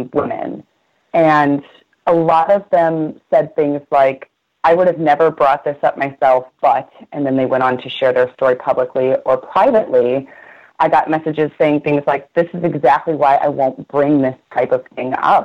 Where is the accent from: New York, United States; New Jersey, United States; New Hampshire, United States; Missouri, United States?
Missouri, United States; St. Louis; I'm from St. Louis